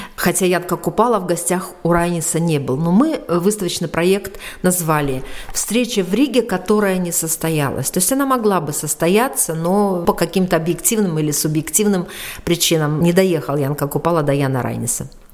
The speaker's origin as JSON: {"language": "Russian", "country": "Belarus", "said": "как мы говорим белорусы"}